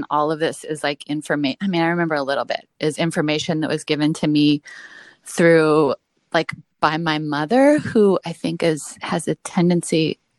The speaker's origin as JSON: {"language": "English", "region": "Illinois", "country": "United States", "tie": "born there", "said": "I sort of grew up in L.A. My family, I was born in Illinois"}